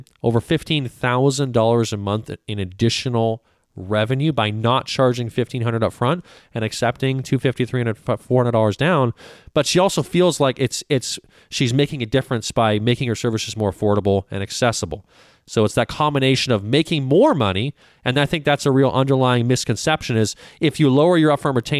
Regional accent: Canada; now in United States; I'm from Canada. So I immigrated to the United States in the late 90s

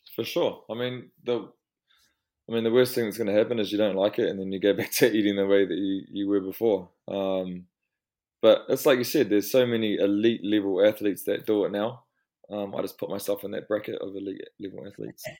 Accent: Twizel, Canterbury, New Zealand; also born or lived in Wellington; we grew up in Twizel

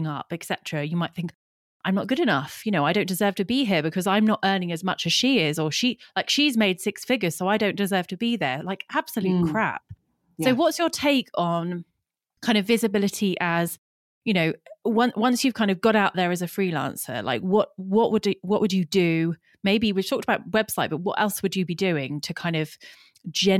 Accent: United Kingdom; we're so British

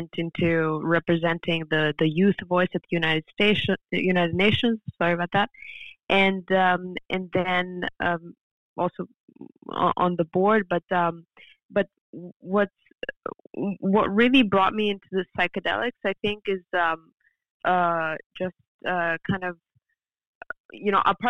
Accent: Serbia; moved away; also born or lived in France; I was raised in Serbia and then studying in France

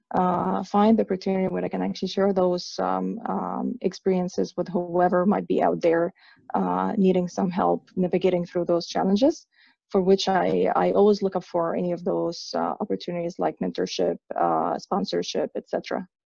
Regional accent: Egypt; moved away; I'm originally from Egypt, from the Middle East

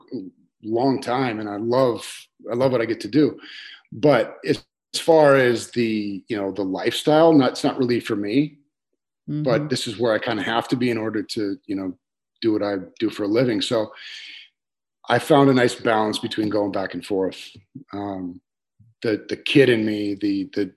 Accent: Minot, North Dakota, United States; moved away as an adult; now in California, United States; I grew up in North Dakota, and we grew up outside of Minot, which is about 10 miles out.

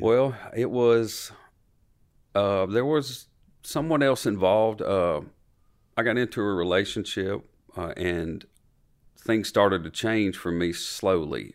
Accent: Franklin, Tennessee, United States; born or raised there

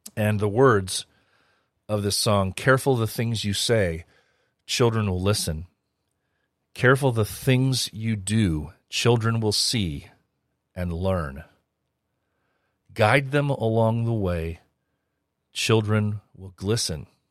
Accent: United States; I'm an American

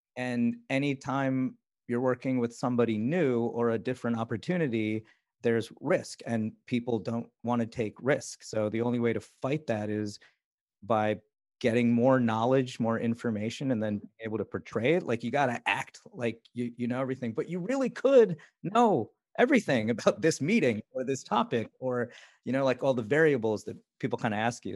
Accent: India; moved away; I was born in India

